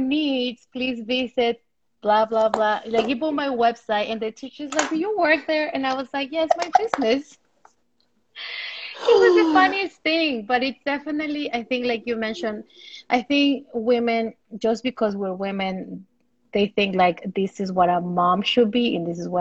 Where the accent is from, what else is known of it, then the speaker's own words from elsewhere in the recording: Ecuador; I'm from Ecuador